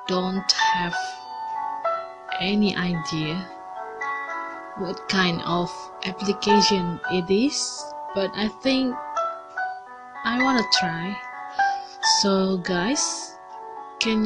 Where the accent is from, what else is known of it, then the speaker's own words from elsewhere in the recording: Indonesia; I'm from Indonesia